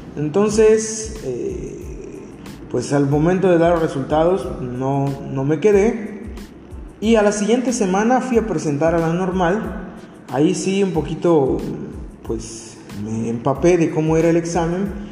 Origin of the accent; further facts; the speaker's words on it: Mexico; como buen mexicano